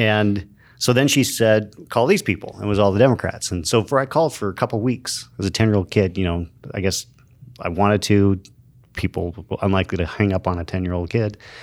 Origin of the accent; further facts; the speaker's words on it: Show Low, Arizona, United States; also born or lived in Safford, Arizona; I grew up in Sholo, Arizona